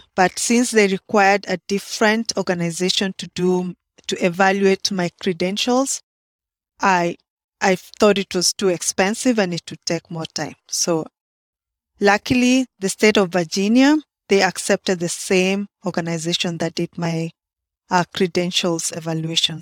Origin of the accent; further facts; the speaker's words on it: Kenya; moved away as an adult; now in Baltimore, United States; I'm from Kenya. that's in East Africa.